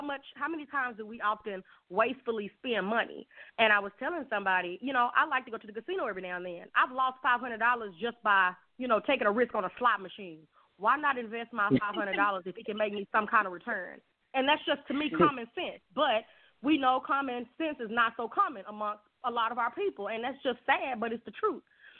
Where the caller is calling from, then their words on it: Texas, United States; I'm calling from Texas.